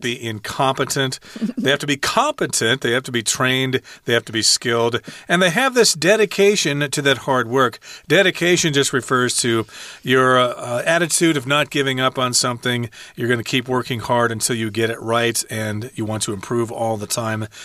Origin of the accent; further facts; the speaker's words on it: United States; I'm American